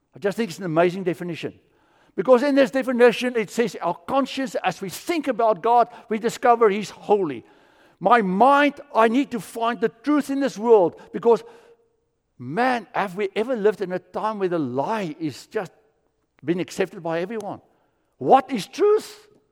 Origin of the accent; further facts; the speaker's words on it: South Africa; moved away; I grew up in South Africa and we would build fires in the bush felt